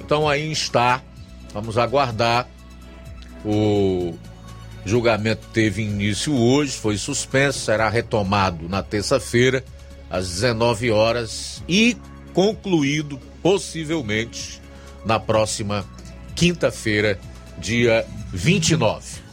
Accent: Brazil; Eu sou brasileiro

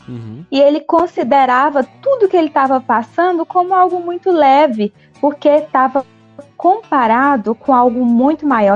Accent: Nova Russas, Ceará, Brazil; now in Uruaçu, Brazil; eu sou cearense, sou natural aí de Nova Russas, né, da terrinha, mas há alguns anos moro em Goiás

